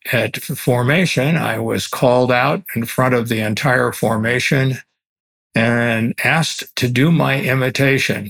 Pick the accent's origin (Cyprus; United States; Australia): United States; Cleveland Heights, Ohio; I am an Ohio boy. I was born and raised in Cleveland Heights